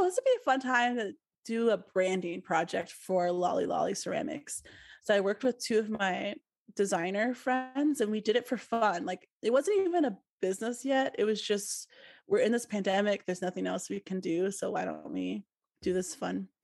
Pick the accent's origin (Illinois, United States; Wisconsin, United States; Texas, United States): Wisconsin, United States; Milwaukee; moved away as an adult; also born or lived in Columbus, Ohio; I moved back to Milwaukee, which is my hometown, last July, so 2021